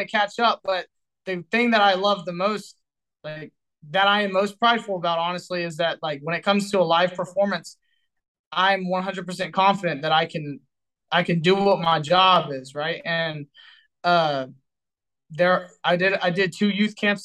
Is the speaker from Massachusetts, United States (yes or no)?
no; Texas, United States; I'm from Texas